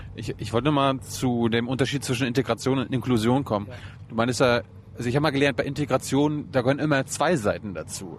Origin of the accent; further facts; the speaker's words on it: East Germany, Germany; ich komme ja aus der DDR